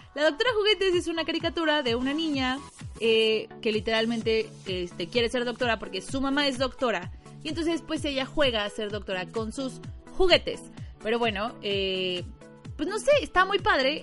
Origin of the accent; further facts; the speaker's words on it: Mexico; como buena mexicana